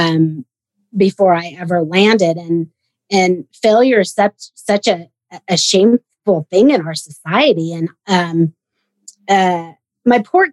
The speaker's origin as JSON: {"language": "English", "town": "Sacramento", "region": "California", "country": "United States", "tie": "born or raised there", "also_born_or_lived": "Bay Area", "said": "I grew up in Sacramento, and I actually left home when I was 11 so that I could go train in the Bay Area"}